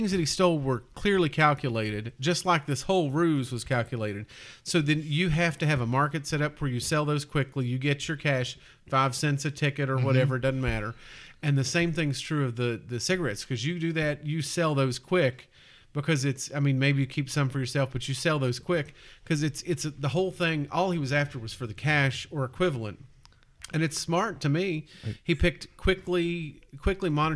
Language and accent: English; Kentucky, United States; in Kentucky. Like, in the places where I grew up